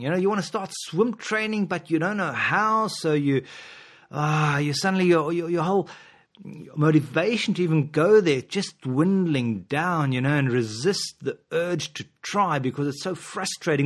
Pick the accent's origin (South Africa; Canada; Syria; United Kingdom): South Africa; moved away; I'm from South Africa originally